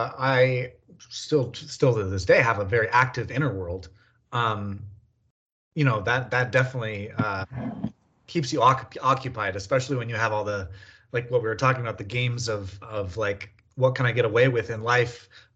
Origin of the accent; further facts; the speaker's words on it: California, United States; also born or lived in Colorado; I was born in Colorado, but moved to California when I was really young.